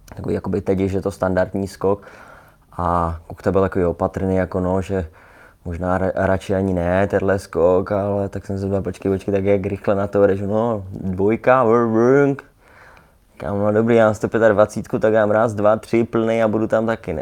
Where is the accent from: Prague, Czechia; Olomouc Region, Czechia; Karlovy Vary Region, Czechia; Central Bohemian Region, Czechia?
Prague, Czechia; also born or lived in Ostrava; my jsme bydleli tady v Praze ve Vršovicích